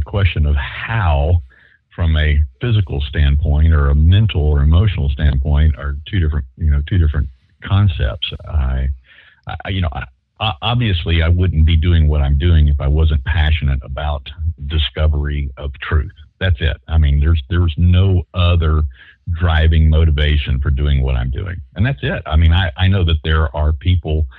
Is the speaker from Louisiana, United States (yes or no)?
yes; Shreveport, Louisiana, United States; West Shreveport. Yeah. Well, I was born in Willis-Knighton Hospital